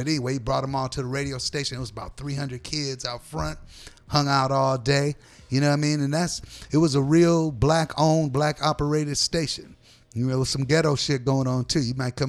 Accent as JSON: {"language": "English", "town": "Oakland", "region": "California", "country": "United States", "tie": "born or raised there", "said": "my story growing up in Oakland"}